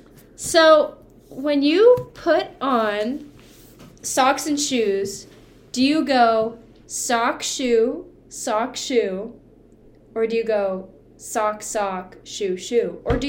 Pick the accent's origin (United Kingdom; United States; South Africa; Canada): Canada; We're Canadian.